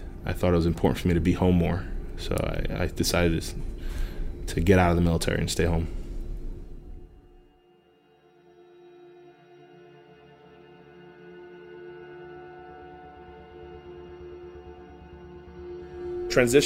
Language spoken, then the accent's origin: English; Miami, Florida, United States; born or raised there; also born or lived in Brooklyn, New York; now in Homestead, United States